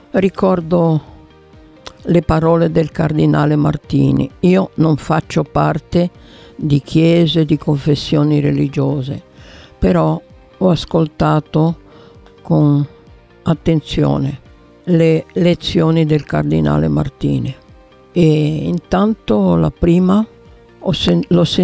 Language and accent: Italian; Genoa, Liguria, Italy; sono una comunista genovese